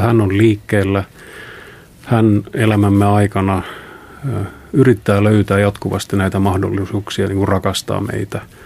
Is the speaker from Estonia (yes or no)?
yes; Palivere, Lääne County, Estonia; moved away; also born or lived in Tallinn; kotosin olen tällaisesta pienestä kylästä 23 kilometriä Haapsalusta Tallinnan päin. Palivere on sen nimi. Ja siellä tosiaan synnyn siis Tallinnassa, mutta aika lailla heti syntymisen jälkeen muutettiin Palivereen.